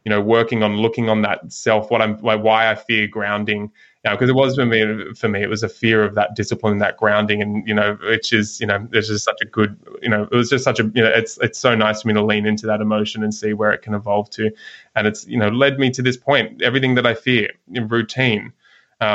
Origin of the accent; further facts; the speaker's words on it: Sydney, New South Wales, Australia; now in South Golden Beach, Australia; I grew up in Sydney, living up in just north of Byron Bay now in South Golden Beach